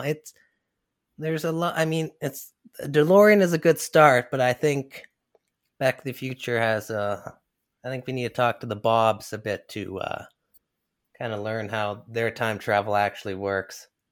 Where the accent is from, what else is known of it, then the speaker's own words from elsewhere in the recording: Canada; I'm Canadian